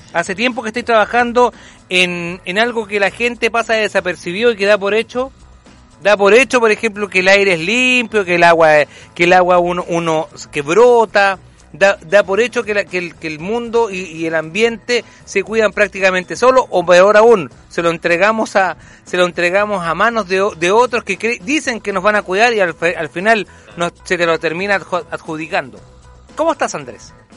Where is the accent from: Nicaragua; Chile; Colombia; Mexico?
Chile; a nosotros también como, como chilenos